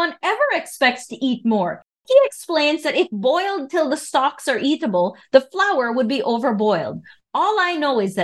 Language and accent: English; Belize; In Belize, we use the word shilling